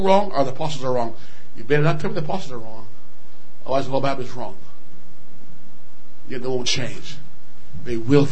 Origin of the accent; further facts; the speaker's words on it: Alberta, Canada; I'm from Alberta